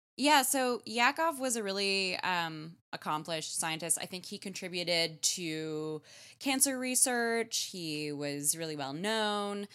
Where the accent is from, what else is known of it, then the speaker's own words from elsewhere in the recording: Canada; as a Canadian